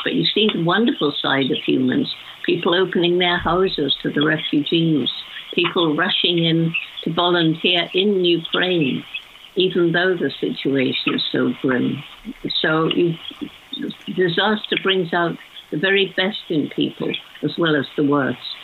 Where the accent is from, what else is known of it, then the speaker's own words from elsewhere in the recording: United Kingdom; when I was a child growing up in World War II